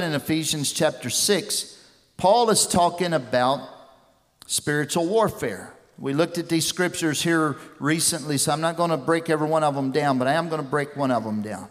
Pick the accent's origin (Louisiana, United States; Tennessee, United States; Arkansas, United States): Tennessee, United States; West; I grew up down here in West Tennessee